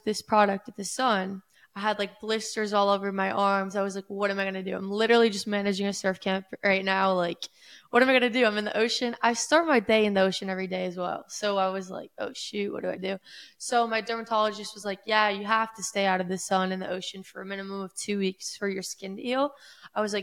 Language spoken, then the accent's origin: English; Boca Raton, Florida, United States; I grew up in East Boca Raton, Florida, Palm Beach County